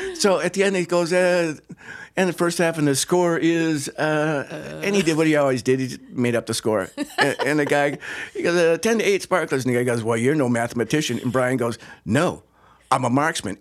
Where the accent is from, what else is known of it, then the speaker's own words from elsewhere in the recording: Two Rivers, Wisconsin, United States; born and raised in Two Rivers, Wisconsin